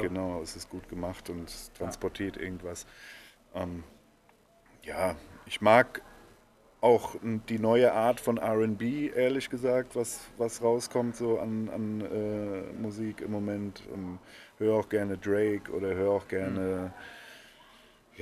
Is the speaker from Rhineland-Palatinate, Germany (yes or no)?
yes; Bad Kreuznach, Rhineland-Palatinate, Germany; also born or lived in Netherlands; seit ich irgendwie in die Grundschule bin, äh, wohne ich hier